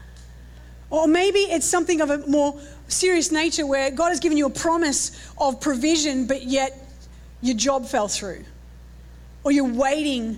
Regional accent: Australia; accent: Australian; Is my accent a little bit too strong?

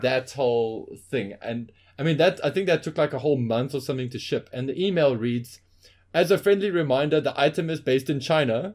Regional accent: Johannesburg, Gauteng, South Africa

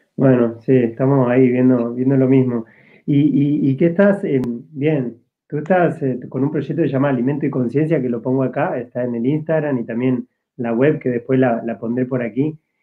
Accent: Argentina; moved away as an adult; now in Spain; yo soy argentino

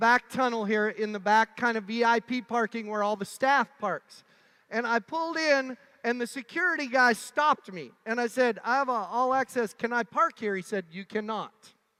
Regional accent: Montana, United States; I'm from Montana. The water doesn't thaw much.

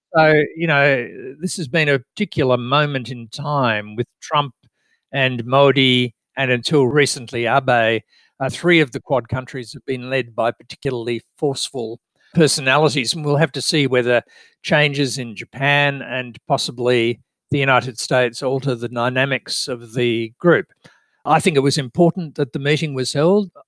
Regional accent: Australia; I'm an Australian

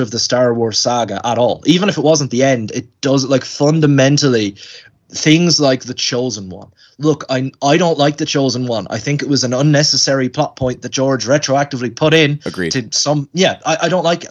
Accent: Ireland; I'm Irish

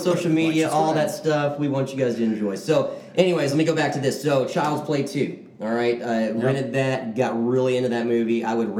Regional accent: Manitoba, Canada; I'm from Canada. I'm French Canadian.

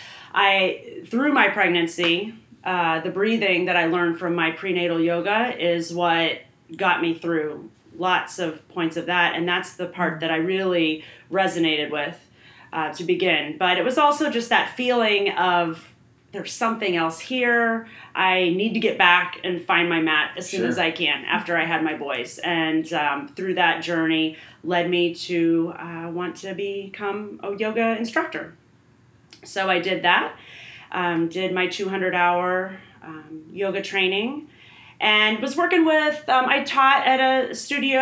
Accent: Fishers, Indiana, United States; I grew up in Fishers, Indiana

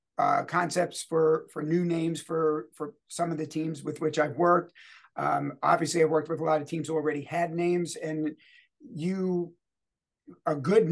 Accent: New York City, New York, United States; also born or lived in Bronx, New York City; I was born in the Bronx. Never lived there. I lived in Queens, both New York City, but two different boroughs

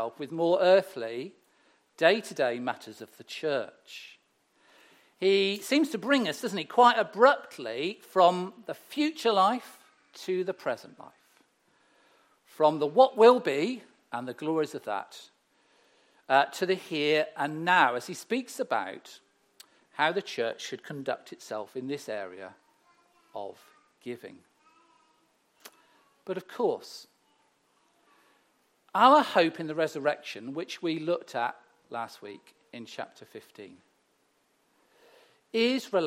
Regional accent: Herefordshire, West Midlands, United Kingdom; moved away; I grew up in Herefordshire, the beautiful rolling countries

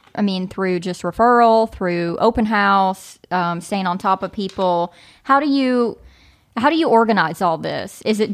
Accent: Kentucky, United States; So I'm from Eastern Kentucky.

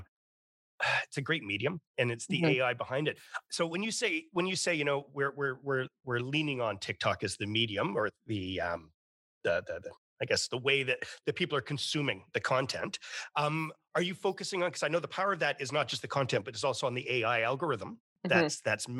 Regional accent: Canada; as a Canadian

